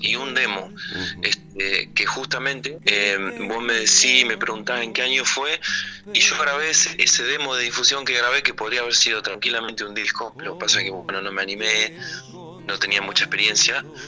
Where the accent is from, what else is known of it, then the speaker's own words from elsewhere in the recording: Pellegrini, Buenos Aires Province, Argentina; moved away as an adult; now in La Plata, Argentina; yo nací en Pellegrini, provincia de Buenos Aires, ahí cerquita de Trenquelauquen y Santa Rosa La Pampa